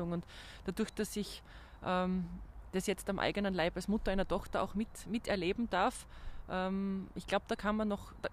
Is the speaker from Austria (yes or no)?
yes; Graz, Styria, Austria; moved away as an adult; now in Vienna, Austria; Ich meine, als gebürtige Grazerin war natürlich der erste Aspekt zu überlegen, in der Heimat zu bleiben.